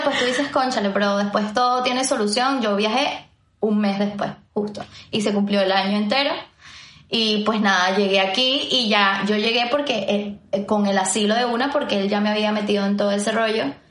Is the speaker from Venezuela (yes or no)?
yes; Venezuela; moved away as an adult; now in Madrid, Spain; Soy de Venezuela